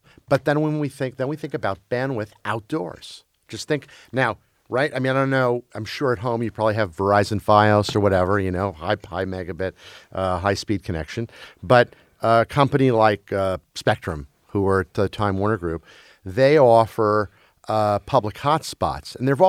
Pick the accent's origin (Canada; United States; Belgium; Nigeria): Belgium; Brussels, Brussels-Capital Region; I grew up in Brussels, Belgium, as a kid. And we watched American TV either with subtitles in Flemish or dubbed in French.